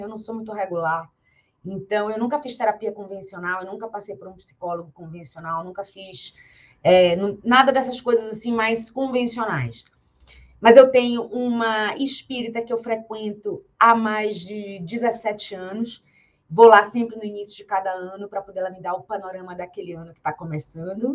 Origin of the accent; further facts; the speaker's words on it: Bahia, Brazil; eu sou da Bahia e na Bahia a gente tem uma educação muito forte e muito cedo sobre a fé